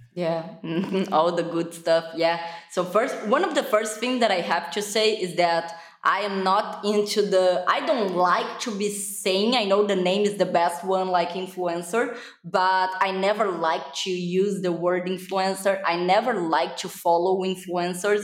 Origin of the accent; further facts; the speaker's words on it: Brazil; English is a second language; I am from Brazil, so my accent is kind of super weird if people can really know where it's from. So it's Brazil